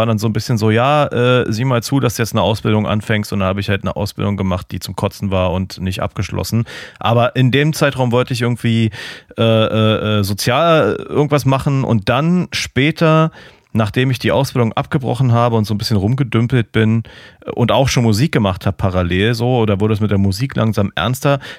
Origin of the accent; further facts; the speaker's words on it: Germany; aber ich als Piefke war nur so, ja, ich will irgendwas mit Autos machen